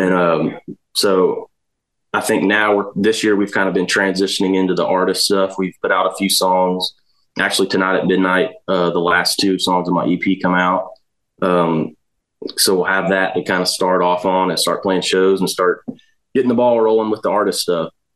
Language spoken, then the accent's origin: English; Dallas, Georgia, United States; now in Nashville, United States; I'm from Dallas, Georgia. It's about um, 40 minutes northwest of Atlanta